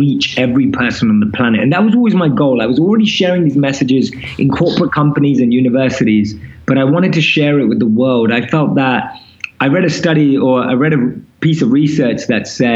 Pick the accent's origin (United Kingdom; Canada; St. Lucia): United Kingdom; London; moved away as an adult; also born or lived in India; now in New York City, United States; So I'm born and raised in London, as you can probably tell from my accent.